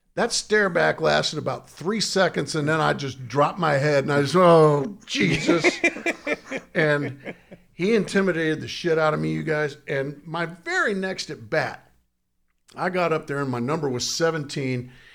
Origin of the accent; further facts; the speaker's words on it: Southern California, United States; I grew up in Southern California